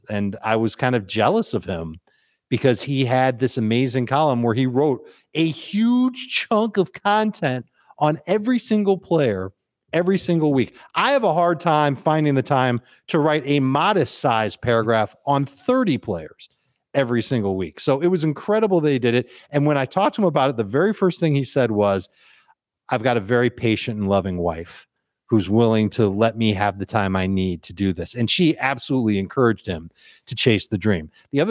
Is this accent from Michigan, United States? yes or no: no; Chicago, Illinois, United States; And like you, I'm from Chicago. I love football. I love Chicago style pizza.